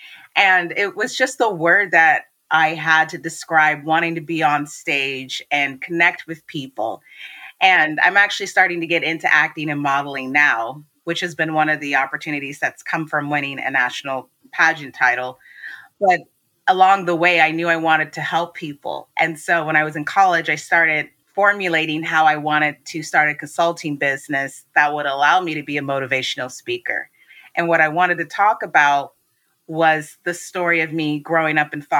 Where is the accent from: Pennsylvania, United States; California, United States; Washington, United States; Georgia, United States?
Washington, United States; I was born and raised in Washington State. I'm currently based in Seattle.